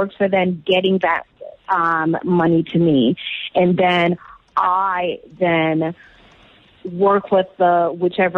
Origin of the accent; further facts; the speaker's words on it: Jamaica; moved away; I am from Jamaica. I was born there.